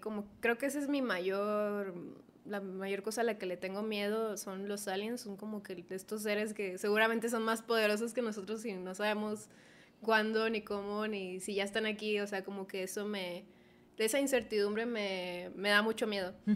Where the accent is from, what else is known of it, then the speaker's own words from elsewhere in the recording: Culiacán, Sinaloa, Mexico; del lugar de donde vengo, que es en Culiacán